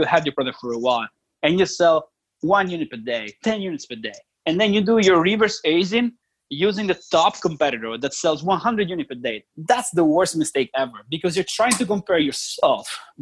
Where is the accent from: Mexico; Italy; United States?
Italy; moved away; I'm originally from Italy